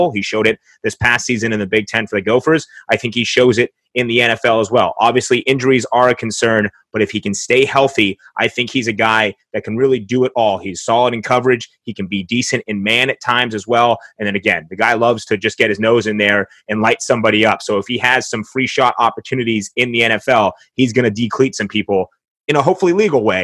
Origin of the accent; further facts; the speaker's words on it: Los Angeles, California, United States; I'm originally from Los Angeles